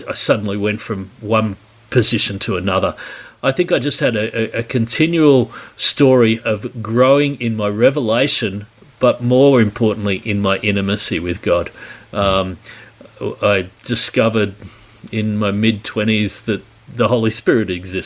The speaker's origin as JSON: {"language": "English", "town": "Sydney", "region": "New South Wales", "country": "Australia", "tie": "born or raised there", "said": "Born and bred in Sydney in 1966, so I'm well in my 50s at the minute"}